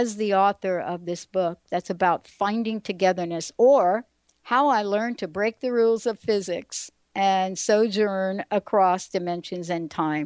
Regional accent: New York, United States; moved away as an adult; now in Seattle, United States; this kid growing up in the Bronx in New York

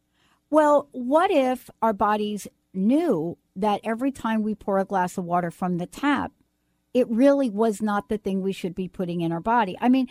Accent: East Coast, United States; now in Washington, United States; I grew up on the East Coast

